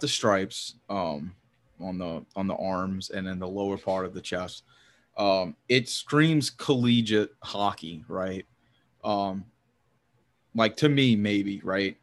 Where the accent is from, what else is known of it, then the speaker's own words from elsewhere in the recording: the South, United States; I grew up in the South. I still live here.